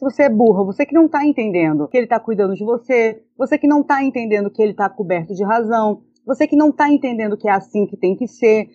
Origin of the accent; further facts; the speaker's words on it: Goiânia, Goiás, Brazil; sou de Goiânia, tenho 30 anos